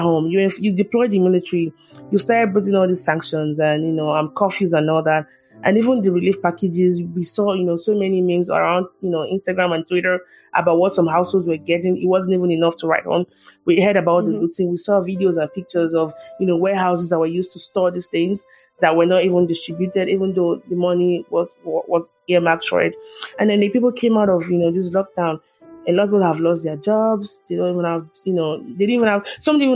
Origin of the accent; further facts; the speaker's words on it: Nigeria; moved away as an adult; also born or lived in Southwest Nigeria; now in United States; growing up in Nigeria as a young child